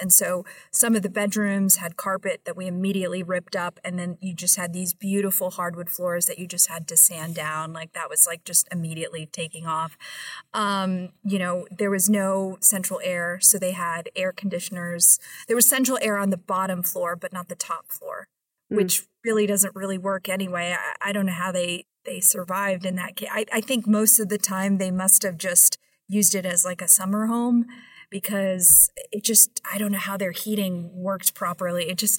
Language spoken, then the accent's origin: English; New York, United States; now in Philadelphia, United States; And as a New Yorker, I would never think that I would ever own a piece of property in the state of New Jersey.